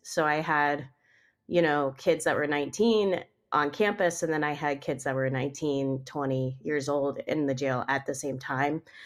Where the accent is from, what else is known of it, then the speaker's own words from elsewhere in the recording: Maryland, United States; now in Pittsburgh, United States; I am from Maryland where you can get an autopsy just by going down to a courthouse